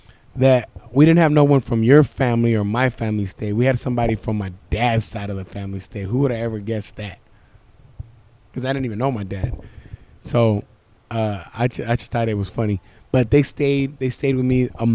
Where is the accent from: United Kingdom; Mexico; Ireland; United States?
Mexico; Michoacán; also born or lived in Guadalajara; I was born in Guadalajara, but the way I was raised is Michoacan, bro.